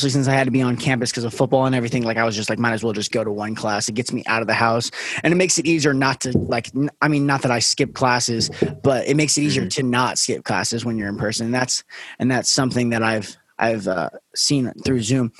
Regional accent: Las Vegas, Nevada, United States; I'm from Vegas

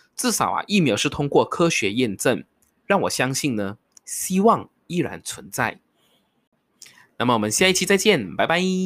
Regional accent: Malaysia; 我是马来西亚人

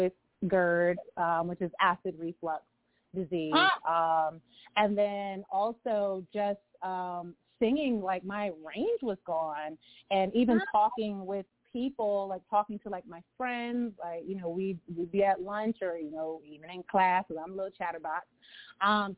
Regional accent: Lompoc, California, United States; moved away; also born or lived in Los Angeles; I was born in LA, but I was raised in Santa Barbara County in Lompoc.

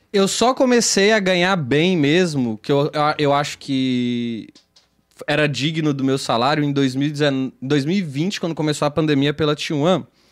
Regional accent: Belo Horizonte, Minas Gerais, Brazil; em Belo Horizonte, que é onde eu nasci.

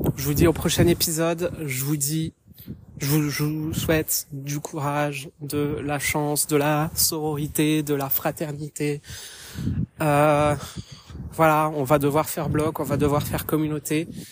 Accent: France; moved away as an adult; now in Haarlem, Netherlands; je suis française d'origine, mais je vis actuellement aux Pays-Bas depuis bientôt

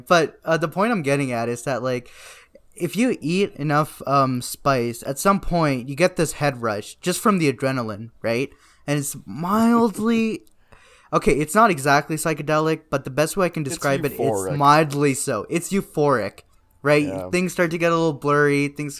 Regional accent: South India, India; Okay, because I'm South Indian, right?

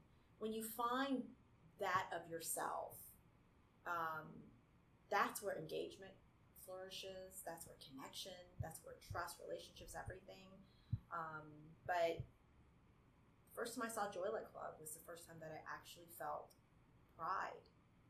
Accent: United States; I grew up in America, I'm Chinese American

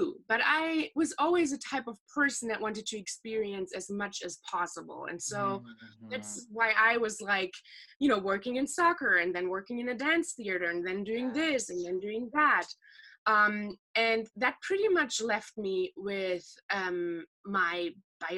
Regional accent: Ruhr area, North Rhine-Westphalia, Germany; The part of Germany that I'm actually from is, I feel like, pretty unique for Germany because it's the most industrialized part of it. It's the Ruhr area

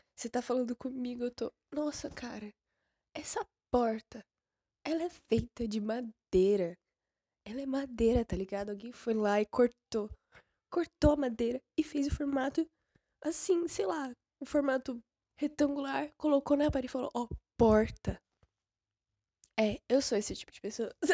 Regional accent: São Paulo, Brazil; eu moro em São Paulo, que é onde eu nasci

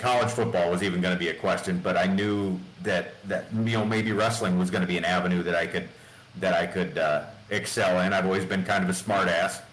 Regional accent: North Bend, Nebraska, United States; growing up in North Bend, we didn't have the option of pay-per-views. Back then, you had to have a satellite, or you had to drive into Fremont or Omaha

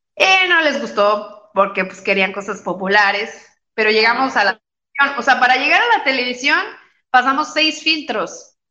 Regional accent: Querétaro, Mexico; also born or lived in Mexico City; se mudaron de, de la Ciudad de México, porque somos de la Ciudad de México. Se mudaron a Querétaro y pusieron una escuela que se llama Mi Fasol.

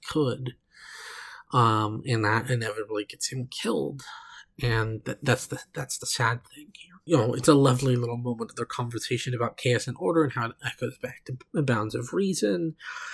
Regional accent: Oklahoma, United States; I come from Oklahoma.

